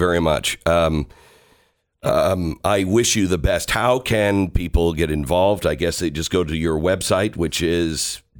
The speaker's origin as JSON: {"language": "English", "town": "Seattle", "region": "Washington", "country": "United States", "tie": "born or raised there", "said": "I'm from the Seattle area. I grew up in the Pacific Northwest. I've always wanted to go home and live in the Pacific Northwest."}